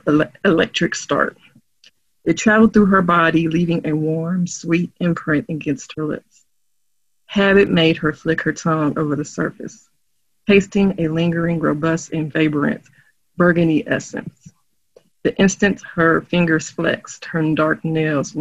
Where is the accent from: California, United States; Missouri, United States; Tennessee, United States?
Missouri, United States; St. Louis; accent: St. Louis slang; where I grew up and where I'm living